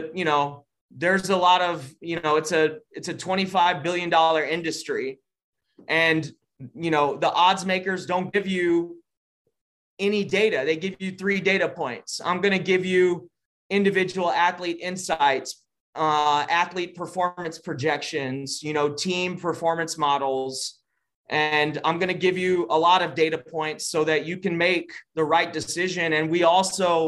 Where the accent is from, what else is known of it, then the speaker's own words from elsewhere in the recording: Texas, United States; I'm from Texas